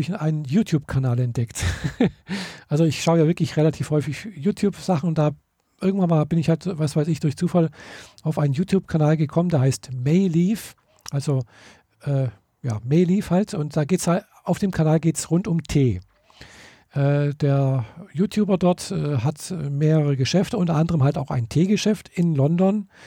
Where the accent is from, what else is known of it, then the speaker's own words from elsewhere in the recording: Germany; wie bei uns in Deutschland so üblich